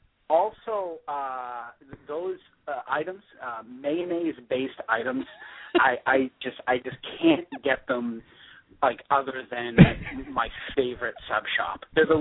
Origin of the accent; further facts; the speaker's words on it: Somerville, Massachusetts, United States; moved away as an adult; also born or lived in New York City; I grew up in Somerville, so right around right near Davis Square.